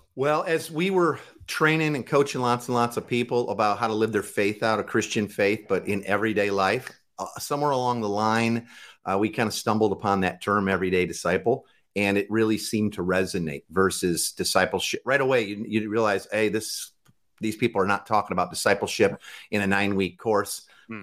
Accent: Waukegan, Illinois, United States; now in Tacoma, United States; I grew up in Waukegan, Illinois, which is the freshwater salmon capital of the world

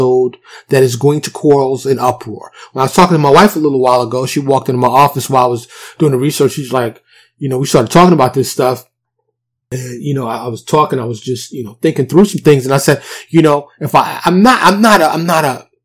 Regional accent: New York, United States; born and raised in New York

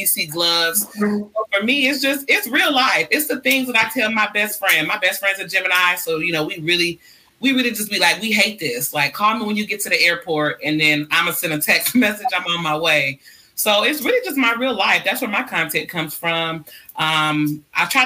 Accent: Decatur, United States; I'm from Decatur

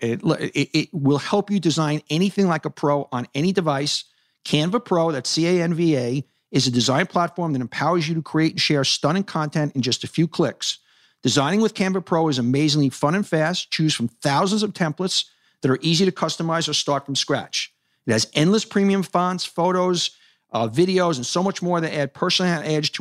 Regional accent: New York City, New York, United States; I grew up in Hollis Hills, 212th Street, 85th Avenue

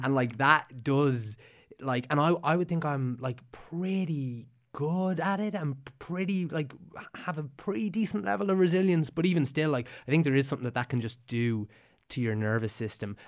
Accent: Meath, Leinster, Ireland; we're both from Meath

